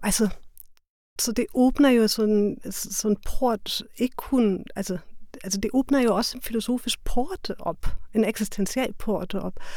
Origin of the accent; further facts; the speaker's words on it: Germany; Danish is a second language; now in Denmark; jeg er tysker